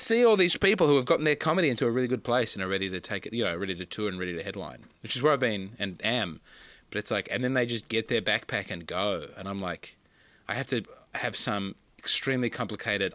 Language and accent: English; Australia; also born or lived in Adelaide / Sydney; I'm from Australia.